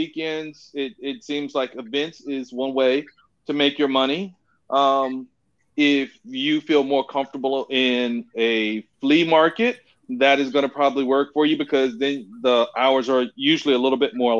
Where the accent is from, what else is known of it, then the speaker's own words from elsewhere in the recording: Richmond, Virginia, United States; I'm from Richmond, Virginia